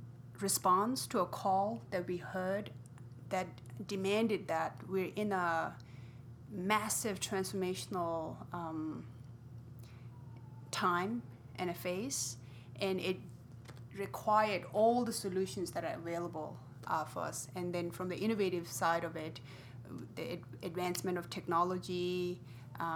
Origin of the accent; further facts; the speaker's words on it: India; also born or lived in Tibet; now in United States; brought up in India